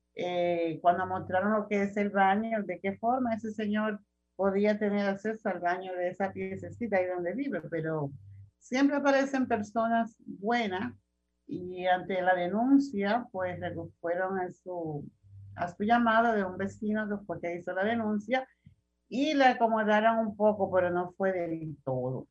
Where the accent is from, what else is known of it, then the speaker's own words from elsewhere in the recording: Dominican Republic; nosotros como ciudadanos dominicanos